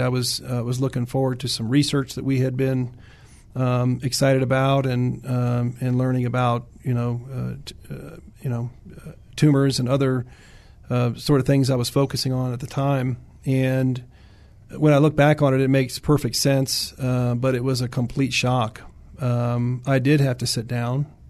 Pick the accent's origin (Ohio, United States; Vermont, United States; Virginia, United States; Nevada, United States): Virginia, United States; Williamsburg; moved away; I grew up in Virginia. Uh, pretty heavy military in Virginia, as you know. Um, I grew up in Williamsburg area